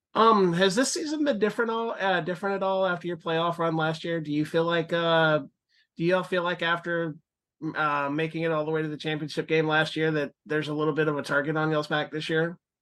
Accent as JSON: {"language": "English", "region": "Florida", "country": "United States", "said": "I'm from Florida too"}